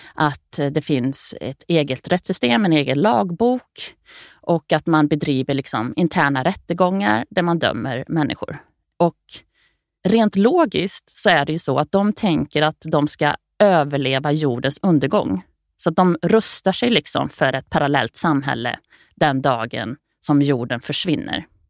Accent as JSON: {"language": "Swedish", "town": "Grums", "region": "Värmland", "country": "Sweden", "tie": "born or raised there", "said": "i Grums där jag växte upp"}